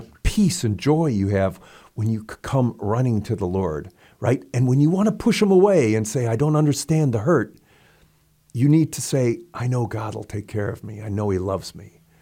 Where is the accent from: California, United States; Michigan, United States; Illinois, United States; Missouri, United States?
Missouri, United States; St. Louis; I was from Saint Louis